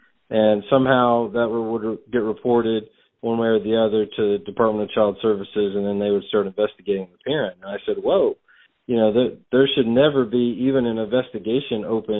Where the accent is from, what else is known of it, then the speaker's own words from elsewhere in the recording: Indiana, United States; I was born and raised here in Indiana, a Hoosier by birth, and grandparents farmed, and just, you know, long history of family here in the state, in the Hoosier state.